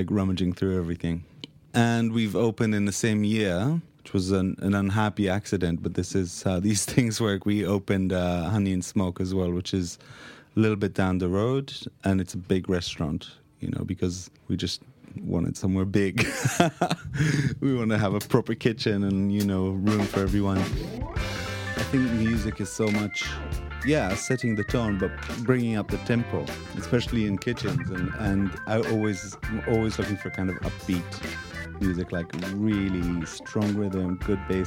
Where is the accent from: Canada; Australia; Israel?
Israel; moved away as an adult; now in London, United Kingdom